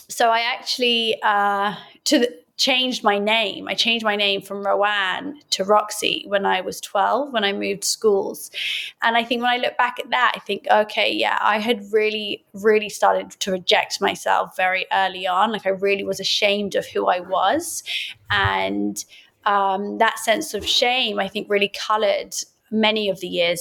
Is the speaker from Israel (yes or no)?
no; Oxford, South East England, United Kingdom; Being Iraqi, growing up in Oxford